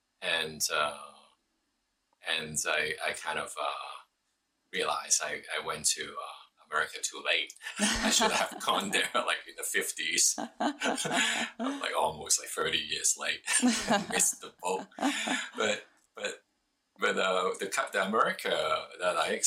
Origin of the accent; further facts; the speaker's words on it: Hong Kong; moved away as an adult; also born or lived in United States; now in Taiwan; I was born in Hong Kong during 1970. At that time, it was a British colony.